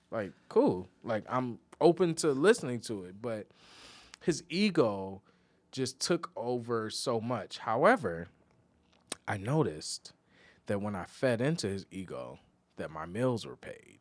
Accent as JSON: {"language": "English", "region": "Midwest", "country": "United States", "moved": "yes", "said": "we're both from the Midwest"}